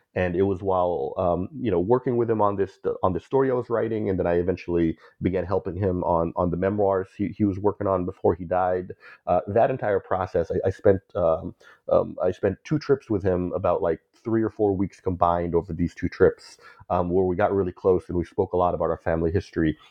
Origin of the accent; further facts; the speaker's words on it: Bay Area, California, United States; growing up as a Filipino in the Bay Area whose family came from Mindanao